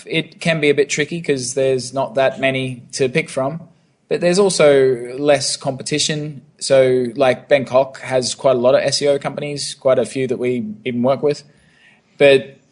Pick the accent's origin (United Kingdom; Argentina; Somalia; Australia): Australia; Brisbane, Queensland; moved away as an adult; also born or lived in Europe / Russia; now in Phnom Penh, Cambodia; I'm from Brisbane, Australia